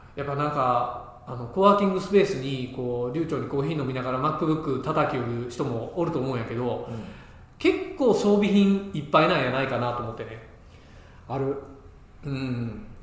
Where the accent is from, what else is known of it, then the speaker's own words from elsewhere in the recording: Ehime, Japan; moved away; 地元愛媛のね